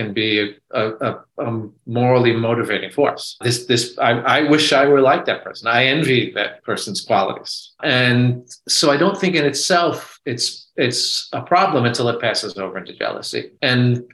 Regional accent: New York, United States; My father comes from the Midwest and I grew up in New York

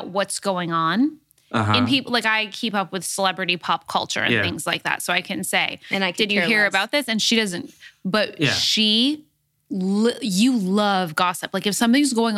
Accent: Los Angeles, California, United States; I grew up in Hancock Park

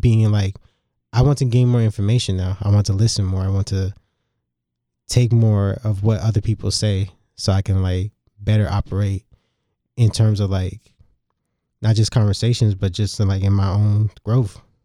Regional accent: New York City, New York, United States; Growing up in New York City, being surrounded by both Jamaicans and Italians

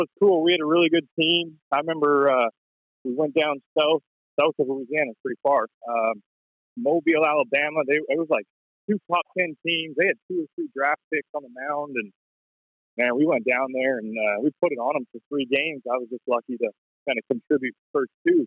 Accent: Delta, British Columbia, Canada; moved away as an adult; growing up in North Delta

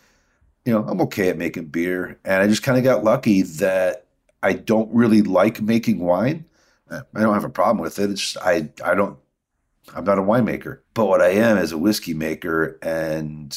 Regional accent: Midwest, United States; I'm a Midwesterner.

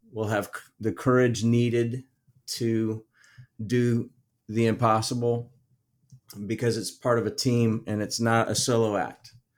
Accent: Midwest, United States; I'm from the Midwest

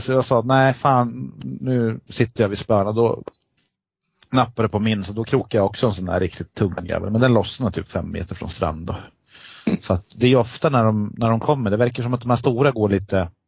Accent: Eskilstuna, Södermanland, Sweden; vi är från Eskilstuna

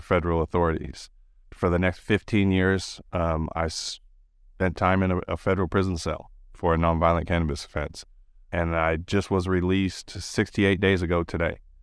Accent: California, United States; I grew up in California in the nineties

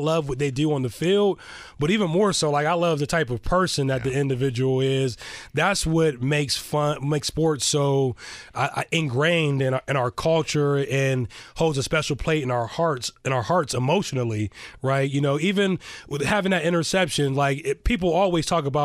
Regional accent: Sharon, Pennsylvania, United States; also born or lived in Youngstown, Ohio; Western Pennsylvania, Eastern Ohio. I was born in Youngstown, Ohio. Grew up and raised in Sharon, Pennsylvania

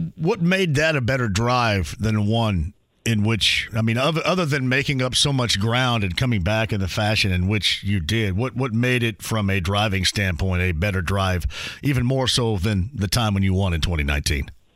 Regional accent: Indiana, United States; I'm here from from Indiana

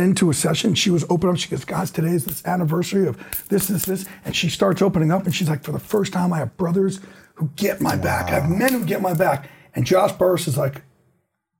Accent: New Jersey, United States; Growing up in Jersey

